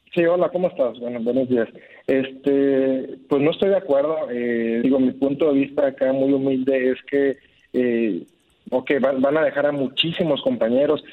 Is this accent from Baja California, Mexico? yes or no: no; Guadalajara, Jalisco, Mexico; also born or lived in Monterrey; now in Saltillo, Mexico; Yo soy de Guadalajara